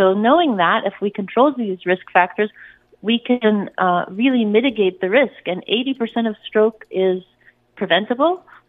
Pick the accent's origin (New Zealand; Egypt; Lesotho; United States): Egypt; I'm Egyptian, so I'm from North Africa, and I'm coming from the Middle East